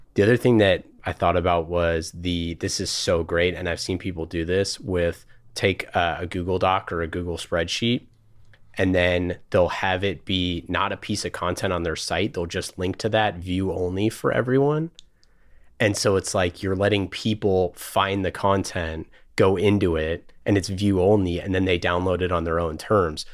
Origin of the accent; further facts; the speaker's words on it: Oakland, California, United States; I grew up in Oakland, so around here, but not in the valley